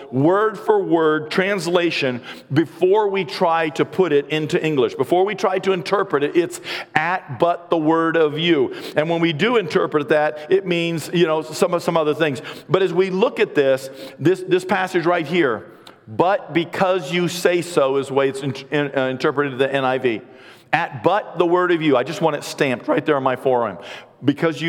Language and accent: English; United States; being an American